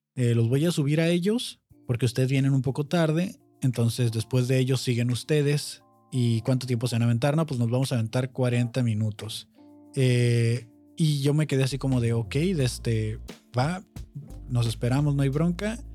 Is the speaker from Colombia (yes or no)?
no; Mexico